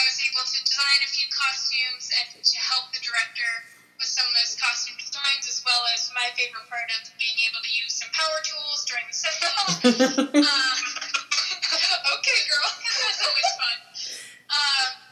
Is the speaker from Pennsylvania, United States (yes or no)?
no; Massachusetts, United States; I am from Massachusetts, and I returned home to Massachusetts